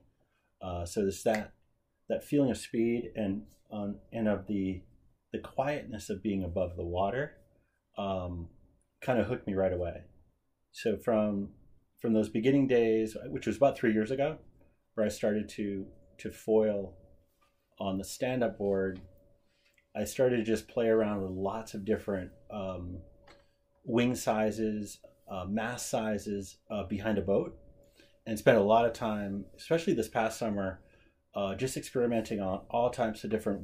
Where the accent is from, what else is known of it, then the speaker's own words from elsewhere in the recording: Cape Cod, Massachusetts, United States; When I grew up on Cape Cod